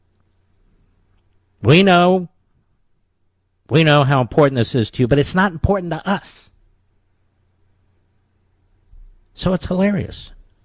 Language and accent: English; Pennsylvania, United States; your state of Pennsylvania, my home state